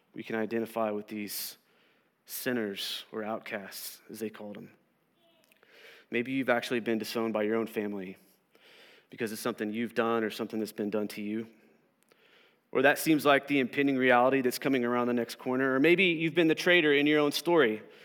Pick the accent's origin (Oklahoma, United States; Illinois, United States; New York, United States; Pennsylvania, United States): Oklahoma, United States; Southern; I grew up here in Southern Oklahoma